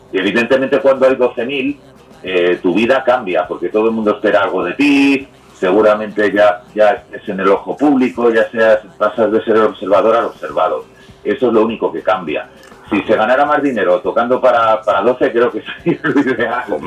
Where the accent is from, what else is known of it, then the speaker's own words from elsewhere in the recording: Madrid, Community of Madrid, Spain; also born or lived in Terrassa; soy como super madrileño y, tengo mucho vínculo con, Barcelona, ¿no? Allí era el madrileño y aquí soy el catalán.